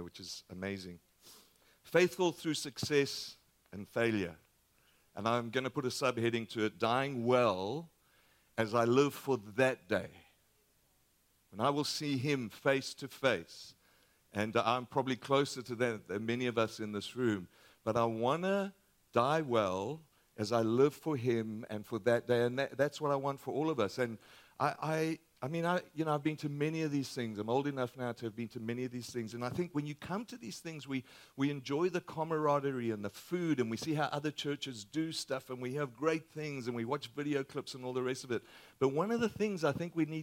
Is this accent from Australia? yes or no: yes; Australia; moved away; my accent is a little different. We're from Australia.